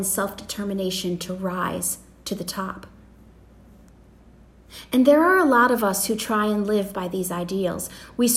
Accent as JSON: {"language": "English", "country": "United States", "said": "as Americans"}